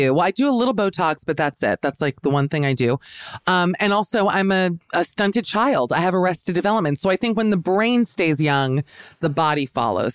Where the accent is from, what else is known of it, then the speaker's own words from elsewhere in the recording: Miami, Florida, United States; I'm from Miami, Florida.